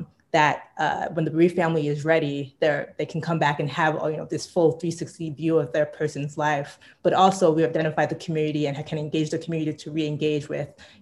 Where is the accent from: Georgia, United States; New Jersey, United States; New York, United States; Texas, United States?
New York, United States; also born or lived in Bay Area; now in Chicago, United States; I'm originally from Brooklyn, currently live in Chicago, by way of the Bay Area